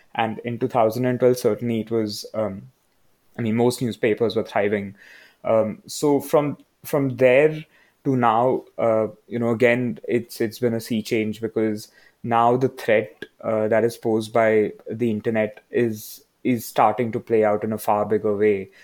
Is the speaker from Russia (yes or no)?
no; Mumbai, Maharashtra, India; now in Bangalore, India; I'm from Bombay